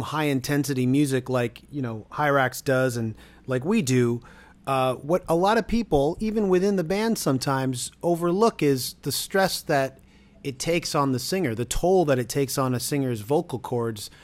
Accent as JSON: {"language": "English", "town": "Toronto", "region": "Ontario", "country": "Canada", "said": "I'm from Toronto."}